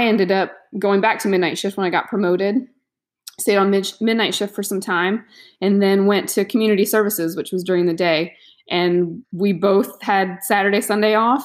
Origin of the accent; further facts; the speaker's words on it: Florida, United States; I'm from Florida, born and raised here, not in the county I'm living